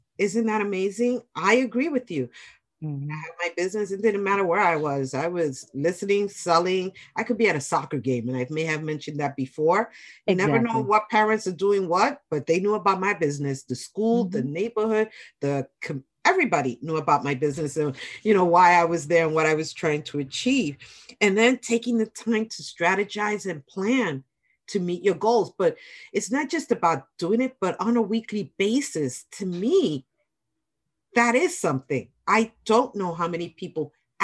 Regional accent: New York City, New York, United States; I'm a New Yorker

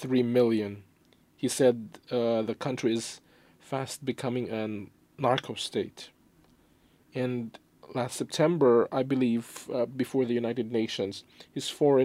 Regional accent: near Ozamiz City, Mindanao, Philippines; my hometown

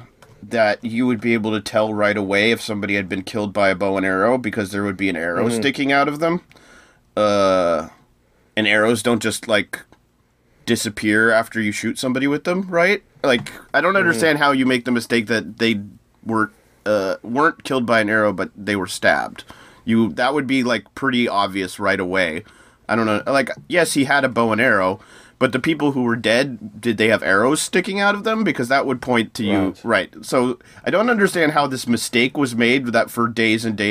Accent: United States; as an American

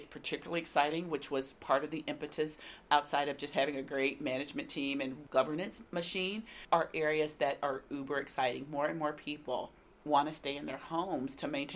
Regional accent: Nashville, Tennessee, United States; this being my hometown

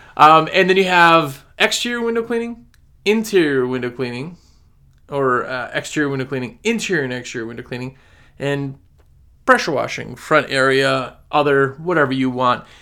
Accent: Wisconsin, United States; moved away as an adult; now in North Carolina, United States; I'm from Wisconsin

